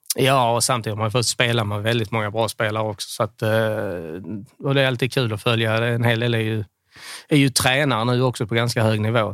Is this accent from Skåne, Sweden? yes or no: yes; Skåne, Sweden; now in Varberg, Sweden; Jag är skåning